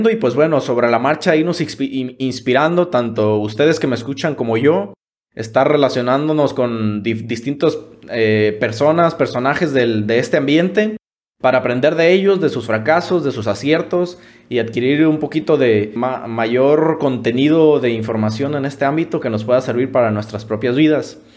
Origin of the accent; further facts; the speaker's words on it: Ixtlán del Río, Nayarit, Mexico; el primero que inició en el municipio de Islán del Río, de donde soy originario, y el segundo en la capital del estado, en Tepic Nayarit.